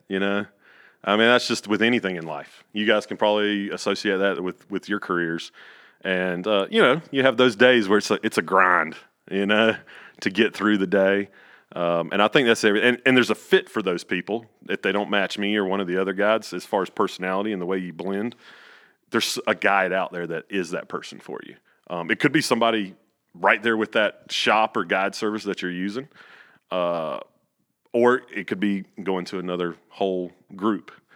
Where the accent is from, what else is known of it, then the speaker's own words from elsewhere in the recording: central North Carolina, United States; I was born in Pinehurst, but I probably lived, like, fifteen, twenty minutes from Pinehurst.